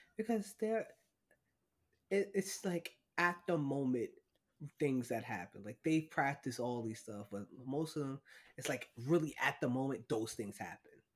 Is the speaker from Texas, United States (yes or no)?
no; New York, United States; as a New Yorker